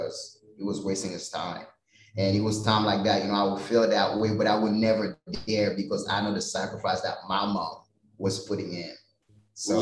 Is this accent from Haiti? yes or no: yes; Haiti; now in United States; growing up in Haiti